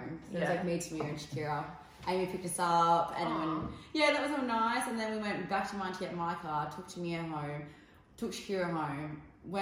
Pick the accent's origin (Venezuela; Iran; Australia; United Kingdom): Australia; Perth, Western Australia; we're from the South Side